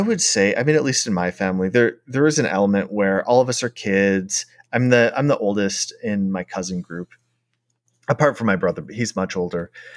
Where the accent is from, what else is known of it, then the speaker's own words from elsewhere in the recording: Minneapolis, Minnesota, United States; I grew up in Minneapolis.